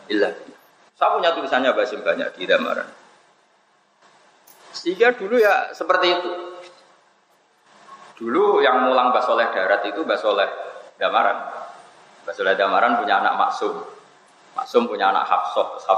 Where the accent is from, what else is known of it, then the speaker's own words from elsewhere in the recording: Pantura, Indonesia; Saya ini orang Pantura, jadi gak suka nyindir. Tarit itu kan biasanya orang Solo Jogja. Kalau orang Pantura itu tasreh, jelas.